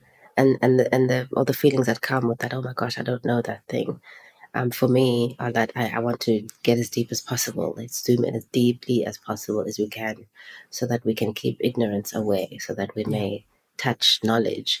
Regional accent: East London, Eastern Cape, South Africa; moved away as an adult; now in Johannesburg, South Africa; I grew up in East London and then I lived in Cape Town for 2 years. And then I came to Joburg in 2008.

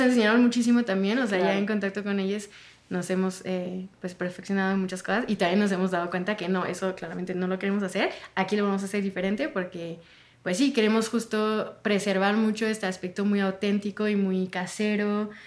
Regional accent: France; moved away; yo soy de Francia

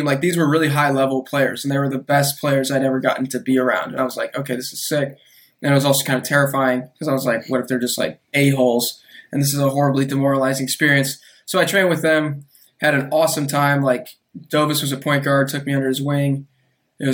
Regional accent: Austin, Texas, United States; also born or lived in Chicago, Illinois; I'm originally from Chicago, but lived in Austin for pretty much most of my life

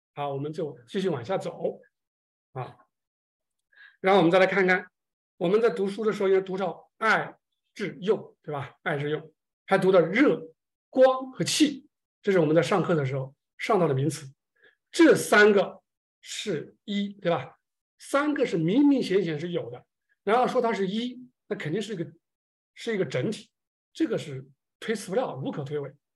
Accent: China; 我们中国人

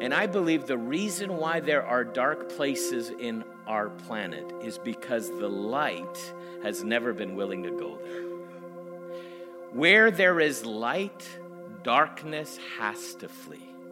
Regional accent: Canada; I'm from Canada

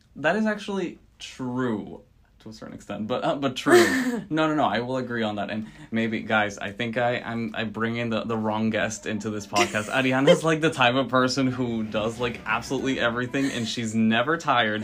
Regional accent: Venezuela; moved away as an adult; now in United States; I was born and raised in Venezuela

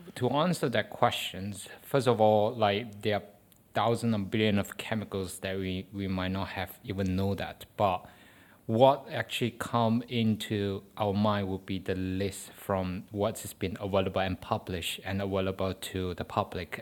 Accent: Malaysia; first language Chinese; English is a second language; moved away as an adult; now in United Kingdom; Malay is our national language. So, because my mother tongue is Chinese

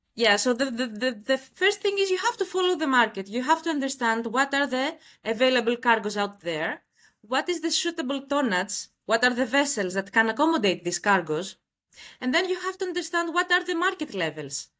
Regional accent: Greece; moved away as an adult; now in Dubai, United Arab Emirates; I am from Greece, and I relocated to Dubai one year back

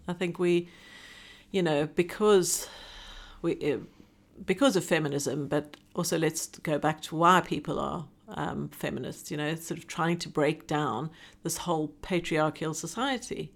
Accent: South Africa; moved away as an adult; now in Hong Kong; I'm South African born and an expatriate living in Hong Kong. I've, having lived, this is, oh, twenty-five and a half years now

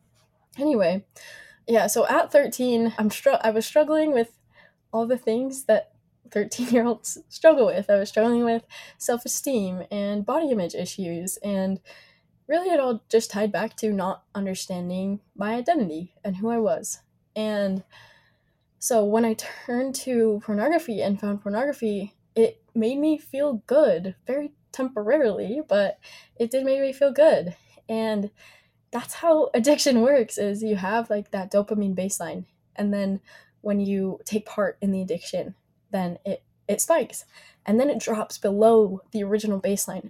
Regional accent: Logan, Utah, United States; also born or lived in Riverton, Utah; now in Provo, United States; I grew up in Logan, moved to Riverton at 14 years old

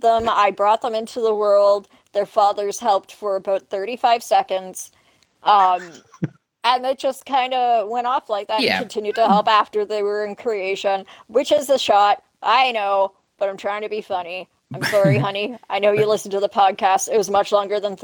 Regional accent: Canada; I'm Canadian

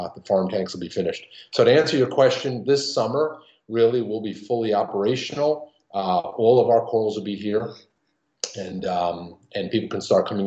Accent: New York, United States; I'm being from New York

